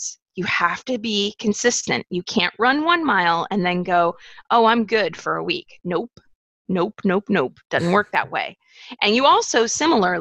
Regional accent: United States; growing up in the United States and experiencing extreme poverty

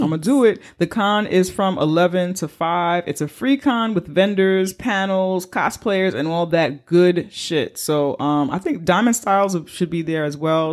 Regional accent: New York, United States; I'm a New Yorker

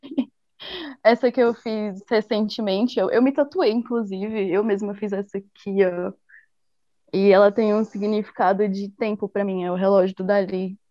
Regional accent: Brasília, Federal District, Brazil; moved away; eu sou de Brasília

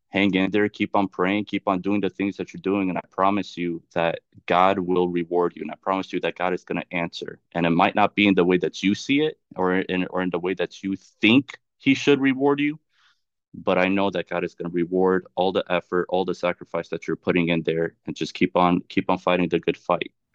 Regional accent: Charlotte, North Carolina, United States; moved away as an adult; also born or lived in Chicago / Washington; now in Florida, United States; I was born in Chicago, but I can say I was raised, grew up in, and, uh, and raised in North Carolina, in Charlotte

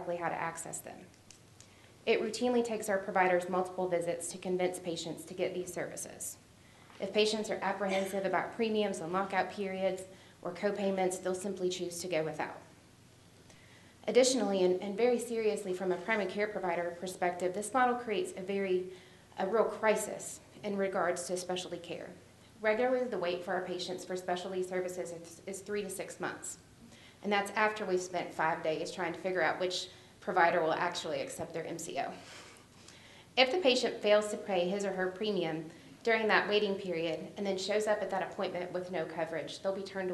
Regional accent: Berea, Kentucky, United States; I'm from Berea, Kentucky

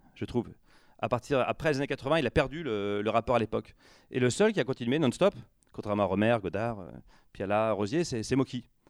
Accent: Rouen, Normandy, France; moved away; quand j'avais 13 ans, euh, donc euh, à Rouen, où j'habitais en province

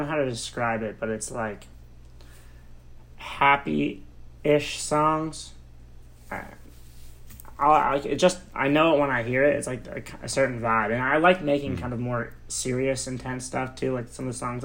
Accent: Newton, Massachusetts, United States; moved away as an adult; now in Los Angeles, United States; I grew up in Newton.

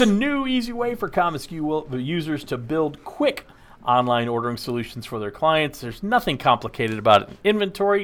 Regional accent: Texas, United States; The best part of growing up in Texas is being in Texas

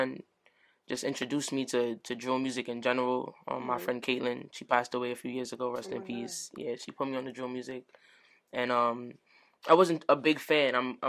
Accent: New York City, New York, United States; Growing up in the Bronx was challenging, I would say. It's a gritty place

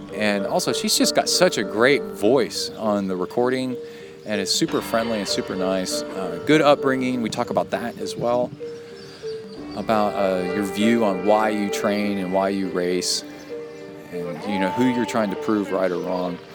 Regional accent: Cincinnati, Ohio, United States; now in College Station, United States; I was born in Cincinnati and now live in College Station

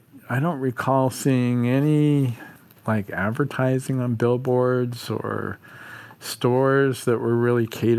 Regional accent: Houston, Texas, United States; When I was a kid growing up in the Houston area

